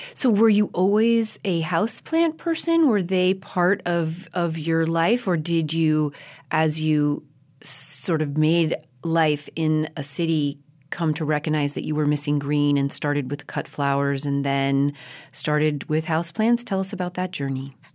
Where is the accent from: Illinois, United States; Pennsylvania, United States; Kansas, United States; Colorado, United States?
Colorado, United States; moved away as an adult; also born or lived in New York City; having been born and raised in Colorado in big, open spaces, ponderosa pines.